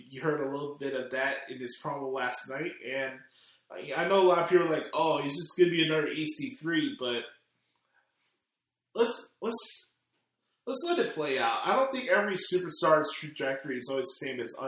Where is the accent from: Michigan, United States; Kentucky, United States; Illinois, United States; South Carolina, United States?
Illinois, United States; Chicago; I'm born and bred in the west side of the city, in the city, in the trenches